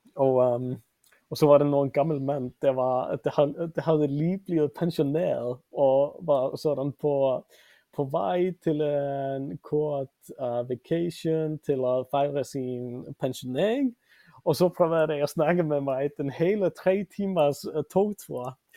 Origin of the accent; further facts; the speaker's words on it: Reykjavik, Capital Region, Iceland; Swedish is a second language; moved away as an adult; also born or lived in Denmark; now in Vancouver, Canada; jag kommer från Reykjavik och jag är för det mesta uppvuxen i Mittbyen